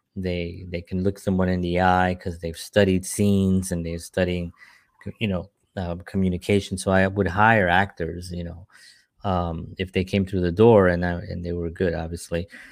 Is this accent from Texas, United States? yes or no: no; New York City, New York, United States; moved away; growing up in New York